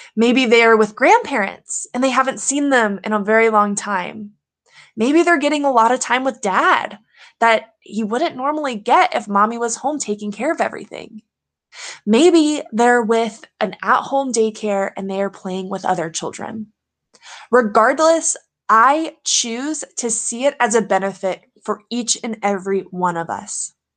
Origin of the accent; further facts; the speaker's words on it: Louisiana, United States; I grew up in Louisiana, I'm from the South